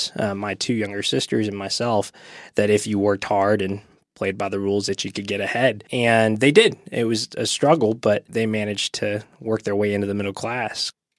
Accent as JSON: {"language": "English", "town": "East Ridge", "region": "Tennessee", "country": "United States", "tie": "born or raised there", "said": "I grew up in Eastridge, Tennessee, and my dad immigrated from Thailand and moved to this country whenever he was quite young, 9 or 10 years old."}